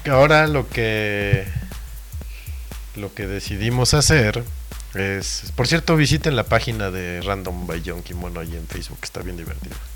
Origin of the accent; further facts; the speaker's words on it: Peru; Ay, no, bueno, es que como peruano.